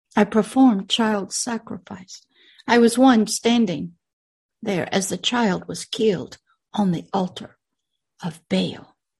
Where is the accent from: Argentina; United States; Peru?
United States; My dirt body came out of America. The world that my dirt body lives in is in America.